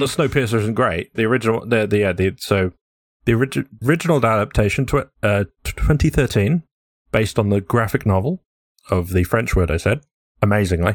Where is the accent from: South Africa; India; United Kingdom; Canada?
United Kingdom; England; I'm very English.